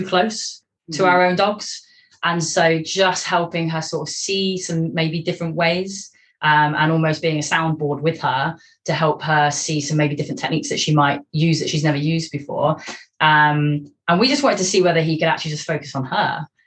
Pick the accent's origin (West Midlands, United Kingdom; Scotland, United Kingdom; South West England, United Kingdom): Scotland, United Kingdom; moved away as an adult; also born or lived in Devon; now in Cornwall, United Kingdom; Scotland. That's where I was based at the time.